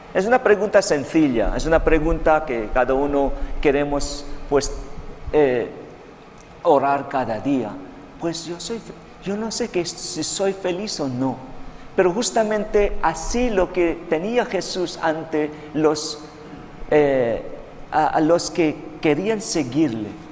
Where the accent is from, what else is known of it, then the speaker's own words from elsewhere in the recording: Philippines; Spanish is a second language; moved away; Sí, yo no soy chino, soy filipino